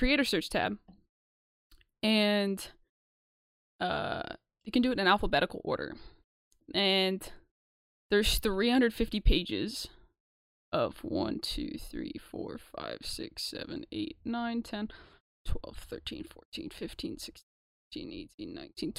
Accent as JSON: {"language": "English", "country": "United States", "said": "I am from the United States"}